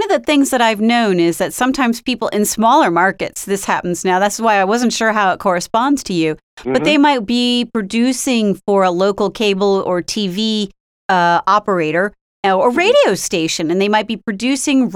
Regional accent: Pennsylvania, United States; moved away; I lived about 8 years as I was growing up in Pennsylvania.

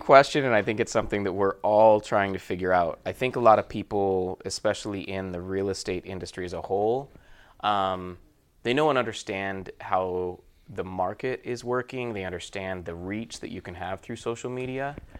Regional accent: Murray, Utah, United States; moved away as an adult; now in Southern California, United States; I am from Utah. Born and raised in Murray, Utah.

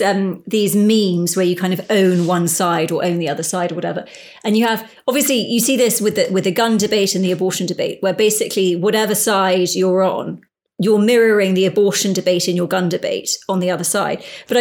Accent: United Kingdom; I am a British person, although it's hard to say how British I feel. And I spent most of my life not in, say, England, even though I sound like I'm English, whatever.

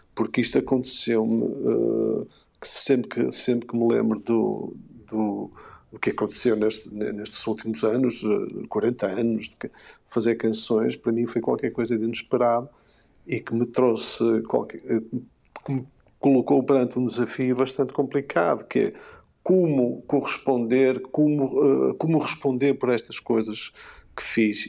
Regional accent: Porto, Norte, Portugal; da Foz, um, sobretudo da Foz, uh, junto ao Rio, aquela zona onde eu cresci, a minha adolescência, parte da minha infância

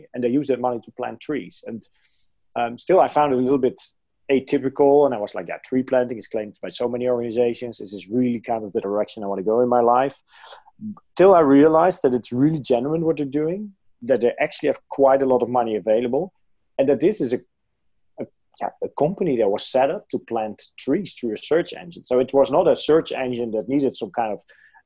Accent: near Arnhem, Gelderland, Netherlands; So I'm from the Netherlands. I was born in the Netherlands, close to a city called Arnhem. And this is actually the area where there's still the biggest forest in the Netherlands. And indeed, where I lived, we were like 1 minute away from the forest

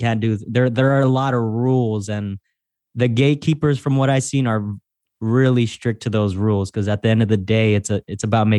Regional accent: San Francisco, California, United States; But for me, at least the way I grew up is this, I grew up in San Francisco.

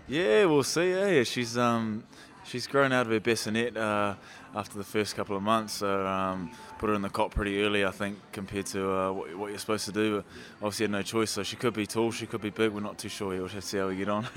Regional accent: Wellington, New Zealand; also born or lived in Masterton; you could say Wellington born and bred, but I was born in Maston

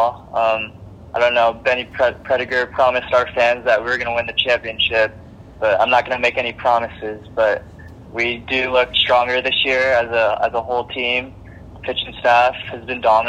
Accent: Foster City, California, United States; moved away as an adult; also born or lived in Santa Barbara, California; my hometown, Foster City, California

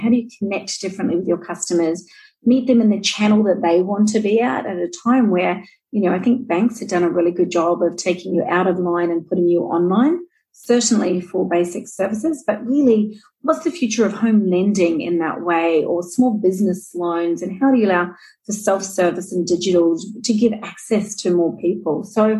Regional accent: New Zealand; now in Australia; And I am a Kiwi, and I know there's a few of us living here in Australia.

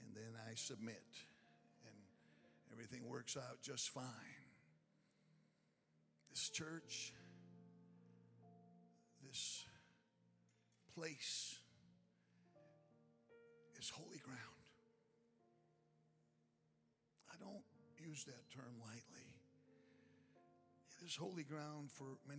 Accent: Chicago, Illinois, United States; I am from Chicago

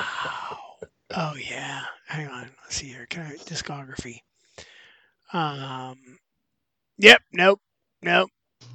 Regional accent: Pittsburgh, Pennsylvania, United States; Western Pennsylvania. Apparently, I don't know my left from my right, which it tracks. But in Western PA, we had a lot of Polish people that seemed to send us there, because we had Polish Hill in Pittsburgh.

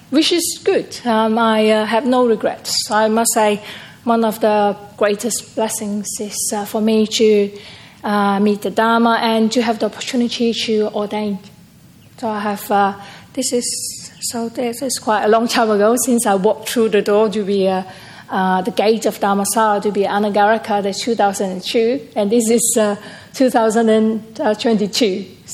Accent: Perth, Western Australia, Australia; And I'm from Perth.

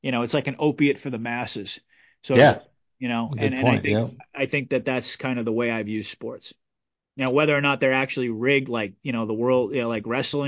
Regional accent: Northeast, United States; I'm from the Northeast.

